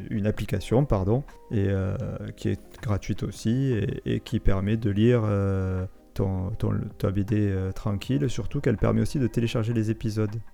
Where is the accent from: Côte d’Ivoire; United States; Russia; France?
United States; first language English; French is a second language; Oui, non, moi, LV1, non, ma langue natale, c'est l'américain.